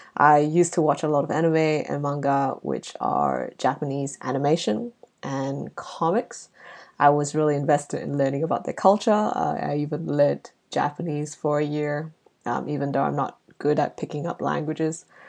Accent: Malaysia; now in Australia; growing up in Southeast Asia

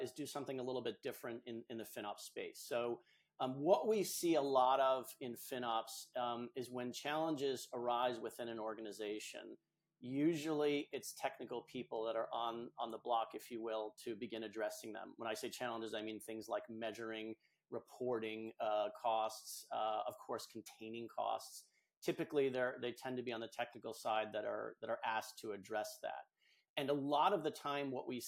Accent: New England, United States; I'm from New England, here in the States

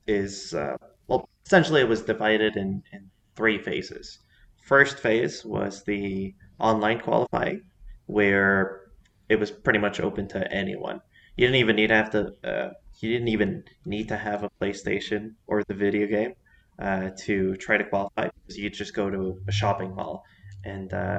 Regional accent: Mexico City, Mexico; I was born here in Mexico City. I've been living here pretty much my entire life

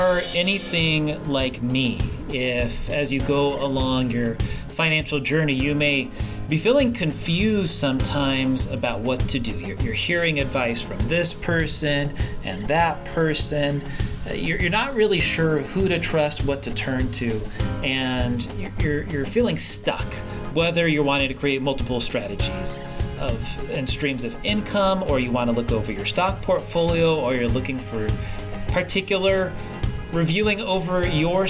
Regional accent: West Coast, United States; I grew up on the West Coast

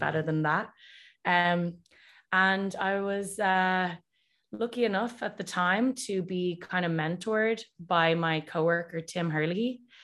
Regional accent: Dublin, Leinster, Ireland; moved away as an adult; also born or lived in Boston / New Jersey; now in California, United States; I was raised in Dublin and went to school there, went to university there

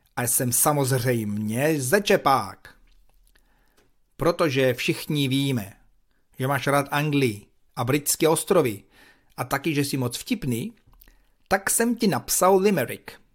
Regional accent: United States; Czech is a second language; now in Prague, Czechia; já jsem posluchačka z Ameriky.

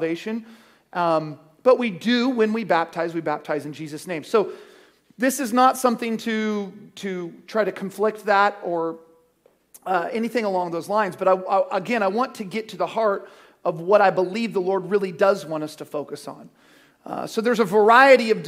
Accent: Cottonwood, United States; we grew up in Cottonwood

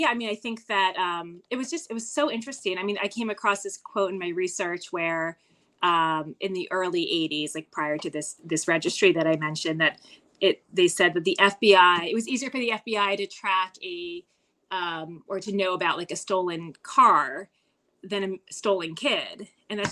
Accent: New Jersey, United States; it's a 5,000 person town, and it in New Jersey, and it is a fictionalized version and anagram of my hometown.

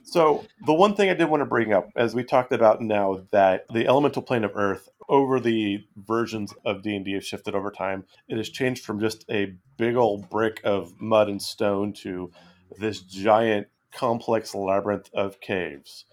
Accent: West Coast, United States; growing up on the West Coast

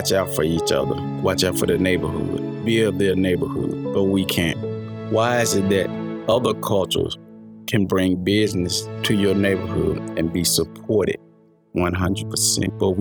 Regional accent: United States; we wasn't born in Africa. We was born in America.

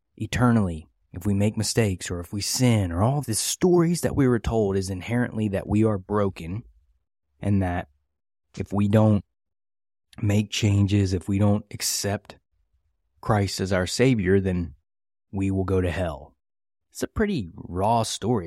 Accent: West Virginia, United States; I grew up in West Virginia in the, uh, eighties and nineties

